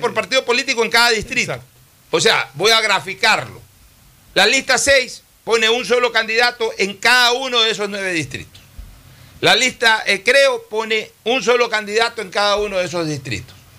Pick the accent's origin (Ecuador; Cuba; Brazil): Ecuador; como ecuatoriano